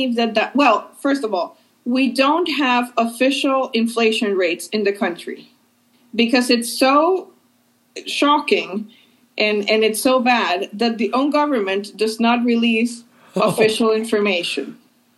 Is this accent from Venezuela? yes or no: yes; Venezuela; moved away as an adult; now in United States; I grew up in Venezuela and I lived there my whole life.